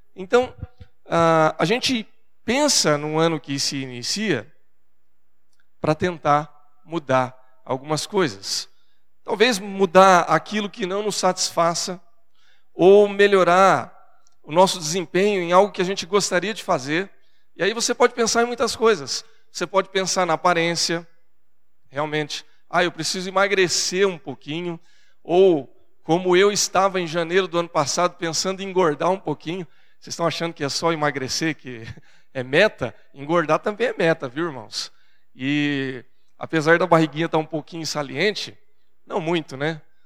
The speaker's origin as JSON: {"language": "Portuguese", "country": "Brazil", "accent": "caipira", "said": "Porque eu sou caipira do interior e na minha casa, no meu lar, a, a gente vem de uma geração de pessoas do interior"}